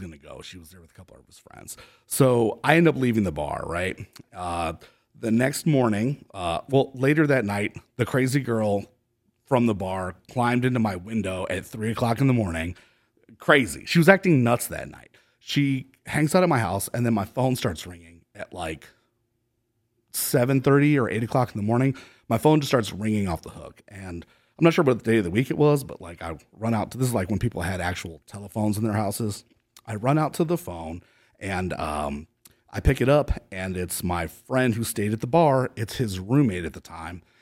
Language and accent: English; Cleveland, Ohio, United States; also born or lived in San Diego, California; now in Austin, United States; I'm from Cleveland, Ohio originally